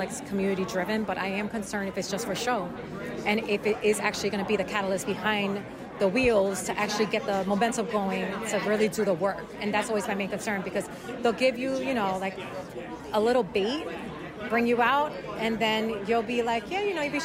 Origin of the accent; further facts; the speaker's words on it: New York City, New York, United States; moved away as an adult; now in Queens, New York, United States; I'm from the Bronx. I'm from Uptown.